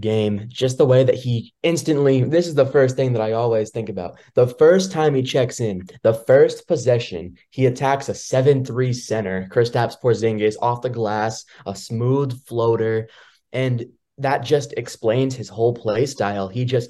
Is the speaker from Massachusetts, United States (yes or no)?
yes; Boston, Massachusetts, United States; I am actually from Boston